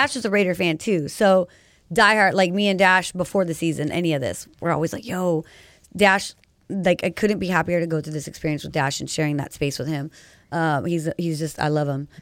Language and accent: English; Rancho Cucamonga, California, United States; also born or lived in San Bernardino; now in Pomona, United States; I was born in San Bernardino, county baby right here. And then I was raised mostly in, like, Rancho Cucamonga